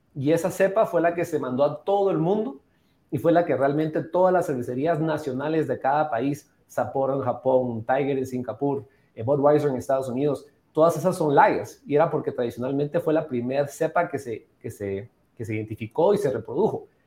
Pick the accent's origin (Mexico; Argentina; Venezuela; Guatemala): Guatemala; Antigua Guatemala, Sacatepéquez; also born or lived in Atlanta, Georgia; Yo habiendo nacido y crecido en Antigua Guatemala